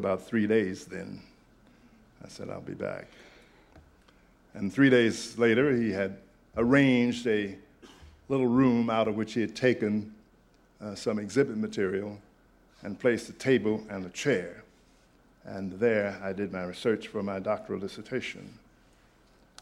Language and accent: English; Oklahoma, United States; moved away as an adult; also born or lived in Nashville, Tennessee / Massachusetts; the state in which I was born and the state in which my father paid taxes, the state of Oklahoma